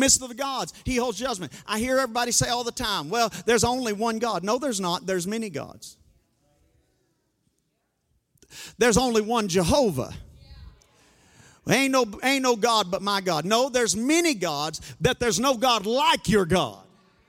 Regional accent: Arkansas, United States; we're from Arkansas

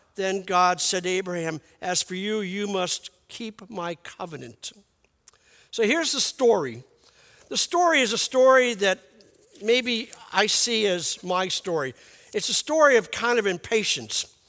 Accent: New York City, New York, United States; moved away; I'm from Brooklyn

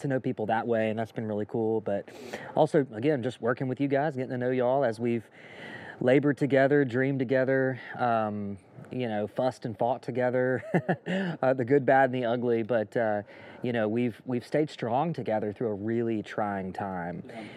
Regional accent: Jackson, Mississippi, United States; moved away as an adult; we grew up here uh, in the Jackson area

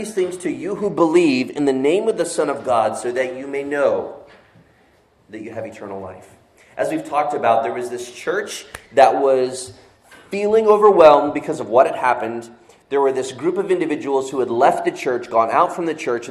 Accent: Florida, United States; moved away as an adult; also born or lived in Northeast United States; now in Northeast, United States; I saw snow like once growing my 20 years living in Florida

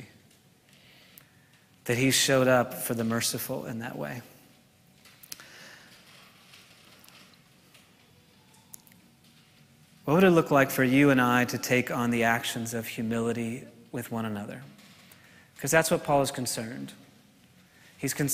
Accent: New York, United States; I'm from New York

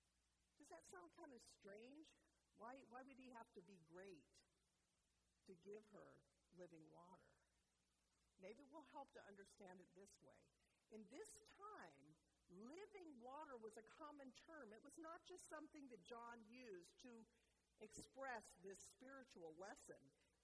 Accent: North Carolina, United States; moved away as an adult; also born or lived in Arizona; I went to Arizona State University my first 2 years, and I moved there from North Carolina. So I used to talk just like this, so I can do it anytime I want. So imagine a southern girl

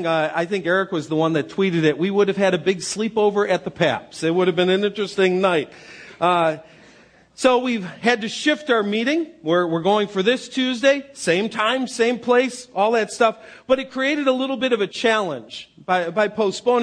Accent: Western New York, United States; moved away; I grew up in Western New York

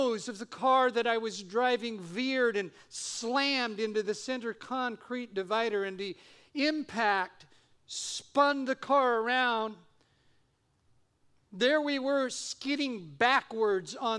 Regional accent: Eugene, Oregon, United States; now in Simi Valley, United States; I grew up in Eugene, Oregon

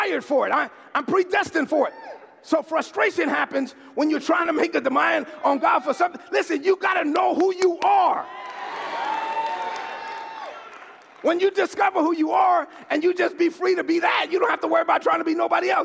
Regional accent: New York City, New York, United States; growing up in East New York, Brooklyn, I was one of the only kids that could hang out with the Dominicans and the Puerto Ricans

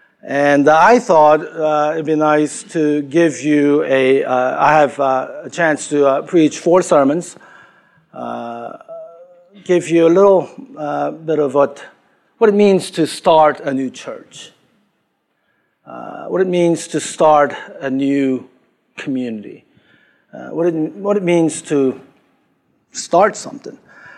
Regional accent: Queens, New York, United States; I'm from Queens, New York, you know, and it's great to be here.

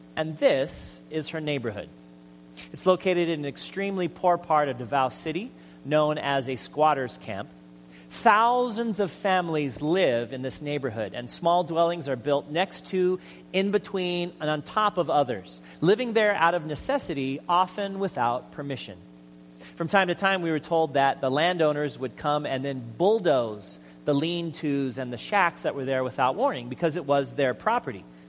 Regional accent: Hawaii, United States; I'm from Hawaii

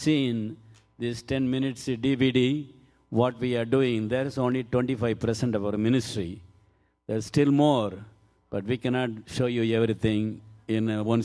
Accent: India; I'm Indian man

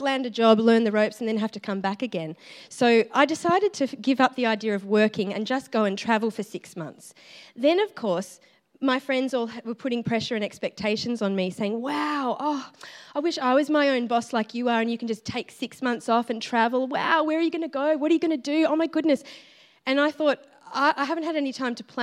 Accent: Dubbo, New South Wales, Australia; moved away as an adult; now in Melbourne, Australia; I'm from Dubbo in New South Wales originally

